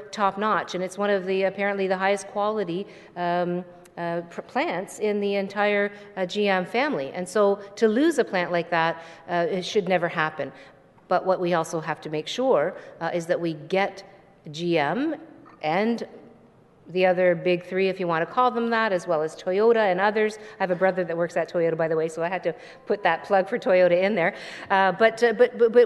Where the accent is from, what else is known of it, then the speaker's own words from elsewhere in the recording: Hamilton, Ontario, Canada; I grew up in Stony Creek, which is now part of Hamilton